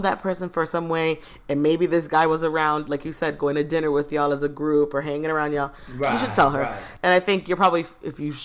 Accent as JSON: {"language": "English", "area": "Broward County, Miami", "region": "Florida", "country": "United States", "tie": "born or raised there", "said": "growing up in Broward County, Miami."}